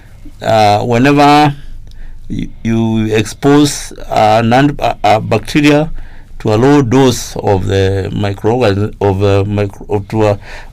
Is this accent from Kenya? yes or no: yes; Kenya; I grew up in Kenya when we had a very stringent agricultural extension service